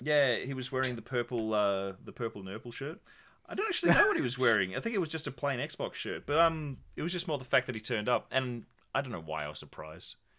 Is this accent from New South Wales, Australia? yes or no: no; Tasmania, Australia; I got shipped out from my tiny, frigid island of Tasmania